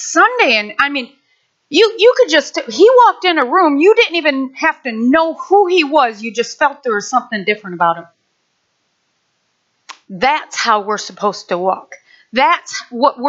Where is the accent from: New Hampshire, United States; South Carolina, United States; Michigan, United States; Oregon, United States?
Michigan, United States; Nashville; moved away; I grew up in Nashville, Michigan.